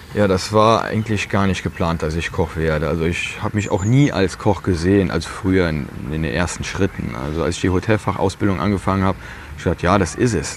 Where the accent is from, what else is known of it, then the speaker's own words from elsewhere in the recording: Piesport, Rhineland-Palatinate, Germany; Ich fühle mich auch richtig wohl hier